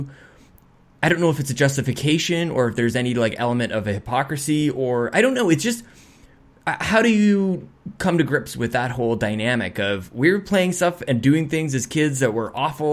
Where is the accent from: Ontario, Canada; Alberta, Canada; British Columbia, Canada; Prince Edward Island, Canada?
Alberta, Canada; Edmonton; That's just dirty Northside Edmonton, man. I was 12 years old and I learned like just the terrible side of the city that I grew up on